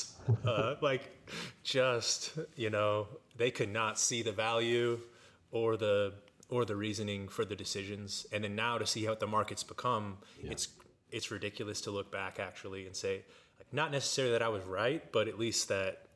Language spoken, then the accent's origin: English; Olathe, Kansas, United States; also born or lived in Denver; I grew up in Olathe, Kansas.